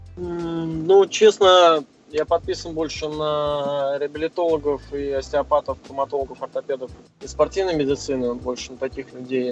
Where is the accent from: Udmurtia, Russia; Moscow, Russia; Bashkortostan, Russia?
Moscow, Russia; Да, я из Москвы, мне 29 лет